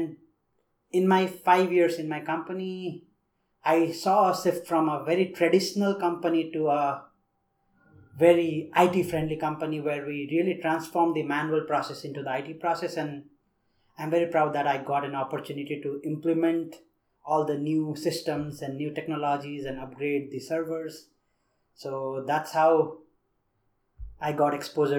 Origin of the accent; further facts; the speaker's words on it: Nepal; moved away as an adult; also born or lived in India; I grew up in Nepal, as everybody in the program knows that I am the only one from Nepal in this program